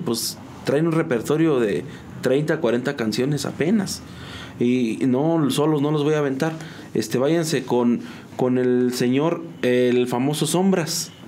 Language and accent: Spanish; San Juan del Río, Querétaro, Mexico; yo soy originario de aquí de San Juan del Río. Este, aquí nací